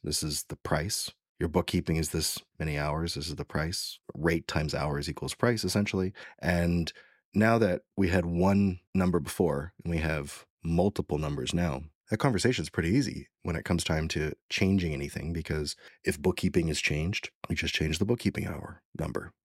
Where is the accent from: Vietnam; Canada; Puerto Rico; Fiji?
Canada; I'm from Canada